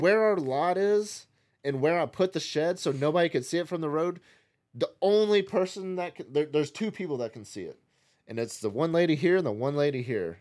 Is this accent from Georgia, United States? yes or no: no; Nashville, Tennessee, United States; moved away; growing up in Nashville